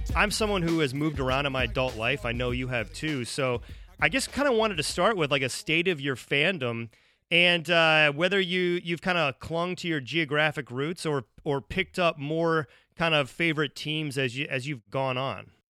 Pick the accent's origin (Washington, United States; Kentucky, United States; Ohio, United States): Ohio, United States; now in Chicago, United States; I live in Chicago. Like I, I grew up in Ohio